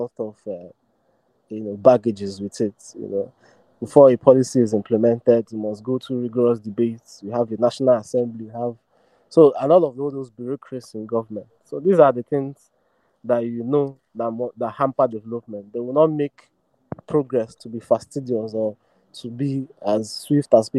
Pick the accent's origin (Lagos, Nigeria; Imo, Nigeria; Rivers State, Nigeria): Imo, Nigeria; I come from the Southeast, I'm from Imo State